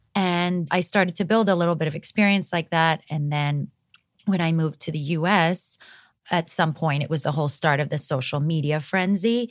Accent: Greece; moved away as an adult; also born or lived in Montenegro / Los Angeles, United States; now in United States; I'm from Montenegro. My family moved to Greece when I was nine years old. I grew up there.

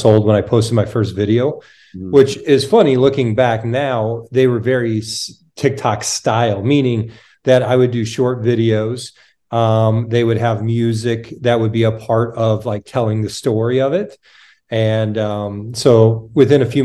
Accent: United States; moved away as an adult; also born or lived in Canada; I'm from the States

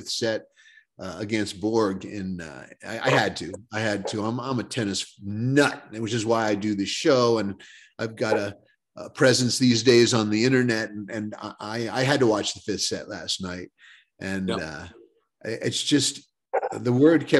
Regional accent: Connecticut, United States; moved away; I was actually from Connecticut, where, you don't have a lot of tennis players.

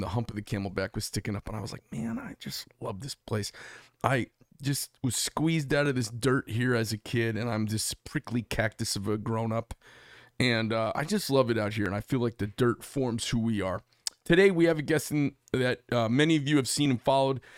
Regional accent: Phoenix, Arizona, United States; We're from Phoenix, Arizona

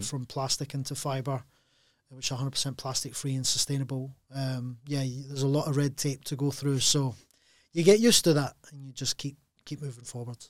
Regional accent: Glasgow, Scotland, United Kingdom; being Glaswegian

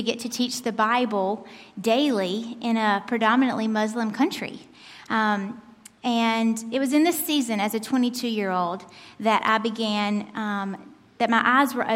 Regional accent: United States; moved away as an adult; also born or lived in Turkey; I'm an American. Born and raised

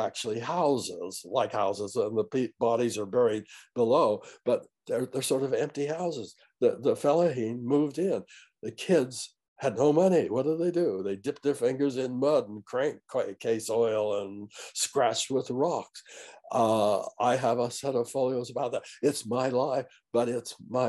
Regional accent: Fairview, United States; also born or lived in Lund, Idaho; where I grew up in Fairview

